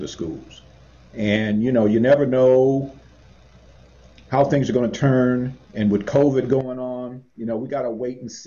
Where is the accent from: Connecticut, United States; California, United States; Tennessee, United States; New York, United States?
California, United States; Los Angeles; I grew up in Los Angeles